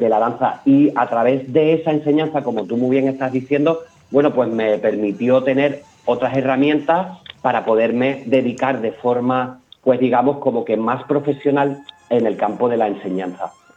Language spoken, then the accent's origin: Spanish; Peñarroya-Pueblonuevo, Andalusia, Spain; now in Málaga, Spain; yo no soy de Málaga, soy de un pueblecito de Córdoba, Peñarroya, Pueblo sí, Nuevo.